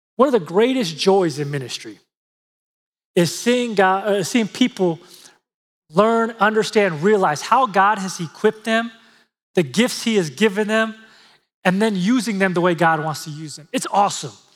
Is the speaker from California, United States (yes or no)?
yes; San Diego, California, United States; I grew up in San Diego, California